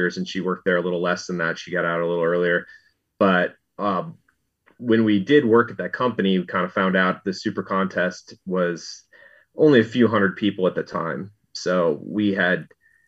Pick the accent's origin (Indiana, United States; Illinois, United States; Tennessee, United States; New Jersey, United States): Illinois, United States; Glen Ellyn; moved away as an adult; also born or lived in East Coast / California; now in Las Vegas, United States; I grew up in Glen Ellyn, Illinois